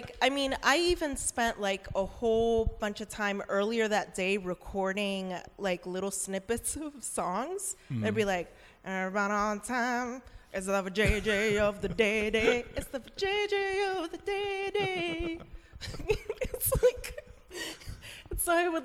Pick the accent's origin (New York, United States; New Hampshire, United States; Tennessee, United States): New York, United States; moved away as an adult; also born or lived in Bethlehem; I'm from New York